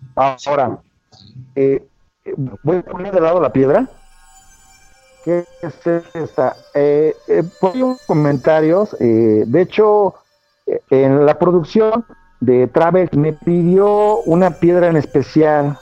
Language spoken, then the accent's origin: Spanish; Mexico City, Mexico; soy de la Ciudad de México